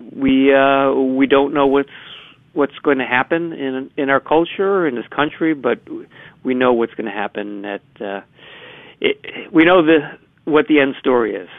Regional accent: Chicago, Illinois, United States; I'm from the Southwest side of Chicago

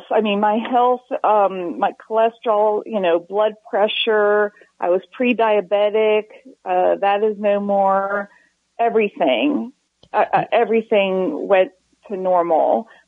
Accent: Maryland, United States; now in Texas, United States; I grew up in Maryland. And when I moved to Texas

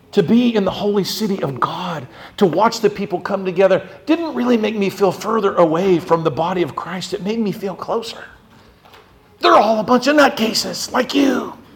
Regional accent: United States; I am American

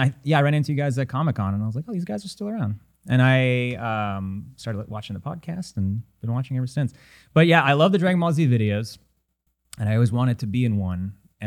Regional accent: Ukraine; now in Los Angeles, United States; I was born in Ukraine. My heritage goes back to.

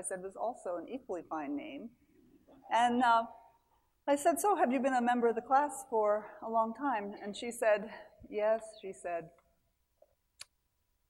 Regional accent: Mechanicsburg, Pennsylvania, United States; I'm from Mechanicsburg, Pennsylvania, which means a town that a bunch of mechanics founded in the 1800s

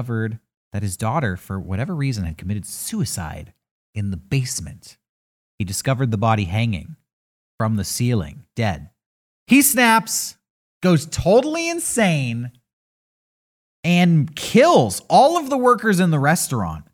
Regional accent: San Diego, California, United States; growing up in San Diego

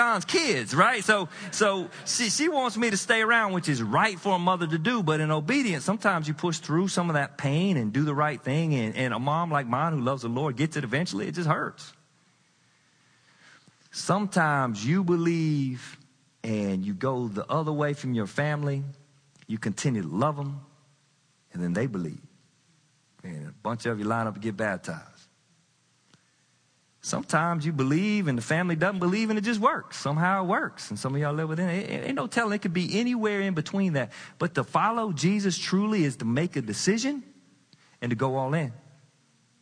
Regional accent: the South, United States; I grew up in the South. I'm Southern trained

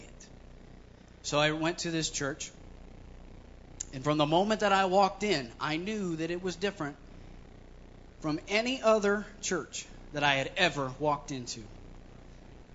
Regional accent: Columbus, Ohio, United States; I was born and raised in Columbus, Ohio.

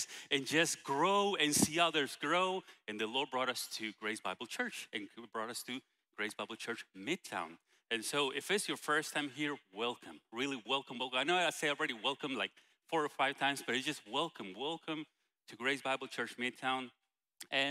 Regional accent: Guatemala; English is a second language; moved away; international like I am from Guatemala

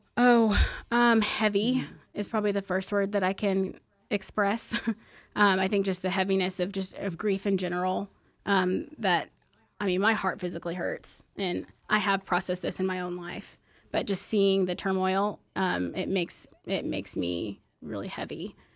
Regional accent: Plano, Texas, United States; I grew up in West Plano

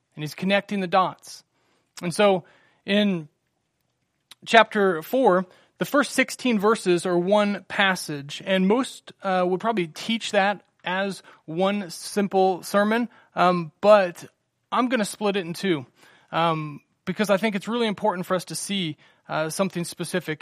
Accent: Salina, United States; also born or lived in Virginia; we got married here in Salina, moved to Virginia, and we were twenty-two hours from home

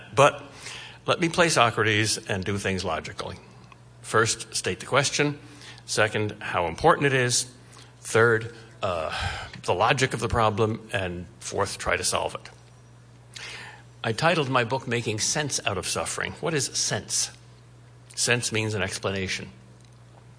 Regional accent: Boston, Massachusetts, United States; I am from Boston.

